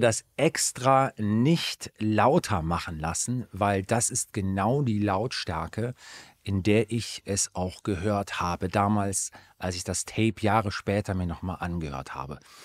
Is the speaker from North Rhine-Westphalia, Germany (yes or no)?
yes; Aachen, North Rhine-Westphalia, Germany; in Aachen, äh, in meiner Heimatstadt